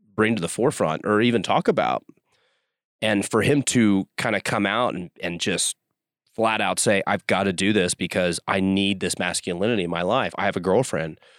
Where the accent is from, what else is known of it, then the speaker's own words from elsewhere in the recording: Dallas, Texas, United States; moved away as an adult; also born or lived in Houston, United States; now in Utah, United States; I'm a Texan at heart. I grew up in Dallas, went to school at University of Houston.